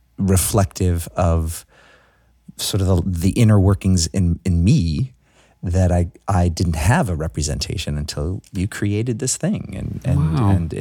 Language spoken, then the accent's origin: English; New York City, New York, United States; I'm born and raised in Brooklyn.